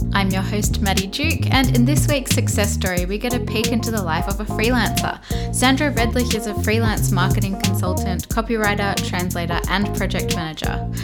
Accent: Melbourne, Victoria, Australia; now in Berlin, Germany; I'm actually from Melbourne originally

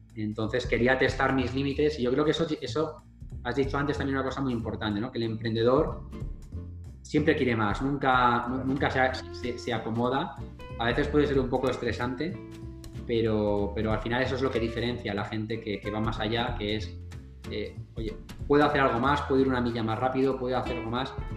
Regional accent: Madrid, Community of Madrid, Spain; moved away as an adult; also born or lived in United States; soy del barrio de Carabanchel, que es uno de los barrios más pobres de Madrid

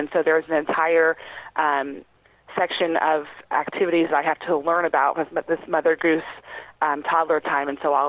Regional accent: Batesville, United States; I'm from Batesville, so I get to work with my community

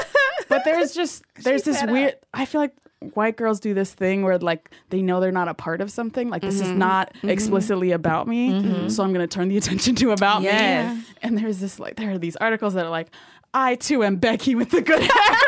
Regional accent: Northern Virginia, United States; I'm not from the South. Well, I'm from the part of Virginia that likes to distance itself from the rest of Virginia. Mm. That's Northern Virginia area. We call ourselves the DMV.

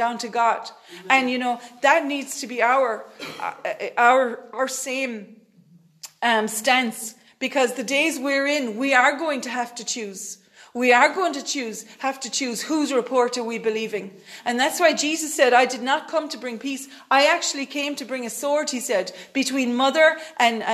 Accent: Ireland; we're Irish people

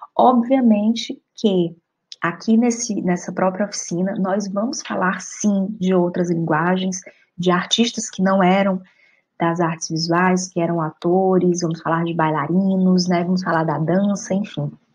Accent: Fortaleza, Ceará, Brazil; moved away as an adult; also born or lived in Argentina; now in Spain; Voltei para a cidade de Fortaleza, de onde eu sou

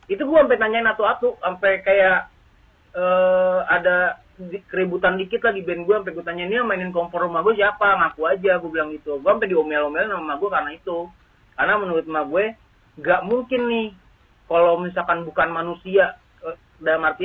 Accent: Jakarta, Indonesia; kalau gua gua kecil emang gua lahirnya di daerah Matraman sini juga.

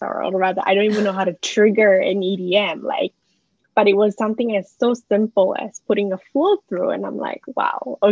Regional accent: Malaysia; moved away as an adult; now in Melbourne, Australia; I went to school in Malaysia

